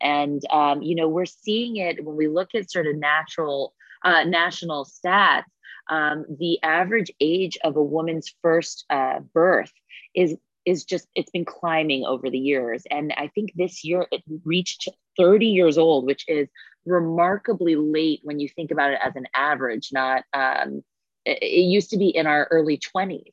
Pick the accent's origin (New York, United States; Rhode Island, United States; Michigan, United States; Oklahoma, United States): New York, United States; New York City; I was born and raised here in New York City